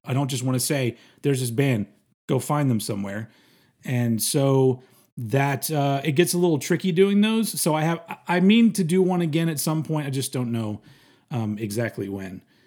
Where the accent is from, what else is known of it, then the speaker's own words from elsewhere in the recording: United States; I'm American